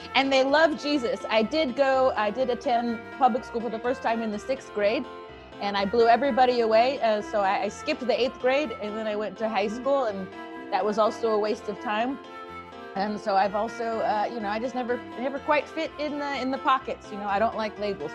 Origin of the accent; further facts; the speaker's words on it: Bellflower, California, United States; I was born in Bellflower, California